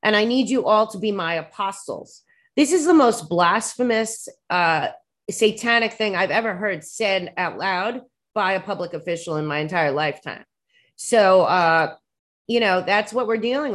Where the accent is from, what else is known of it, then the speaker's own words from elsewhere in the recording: New York, United States; I'm a New Yorker